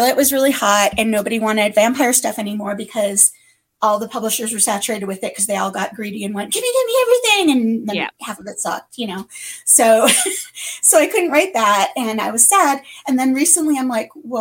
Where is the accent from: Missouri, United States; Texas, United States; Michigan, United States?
Michigan, United States; Detroit; also born or lived in Tucson; now in Los Angeles, United States; I'm originally from Detroit. I live in California. I'm an LA girl for many, many years now